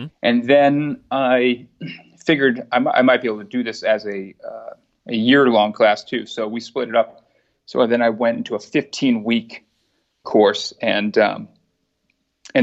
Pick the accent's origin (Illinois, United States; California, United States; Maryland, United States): Maryland, United States; Montgomery County; I grew up in Montgomery County.